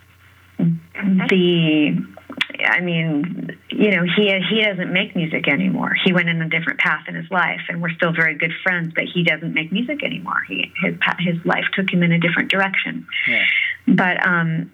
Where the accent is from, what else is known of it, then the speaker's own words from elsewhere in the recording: San Francisco, California, United States; growing up in San Francisco